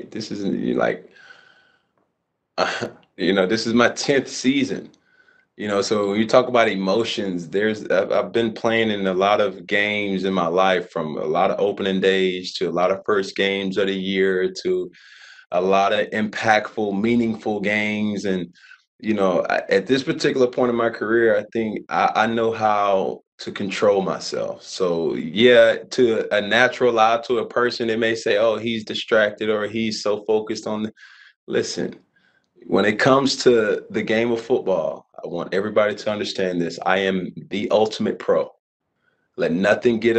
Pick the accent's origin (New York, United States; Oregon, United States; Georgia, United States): Georgia, United States; Atlanta; I grew up in Atlanta